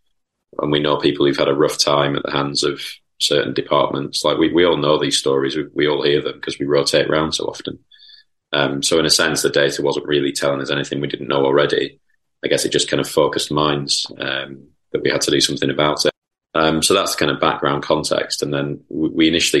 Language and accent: English; Lancashire, North West England, United Kingdom; also born or lived in Chorlton, Manchester; as a quite dour Lancastrian person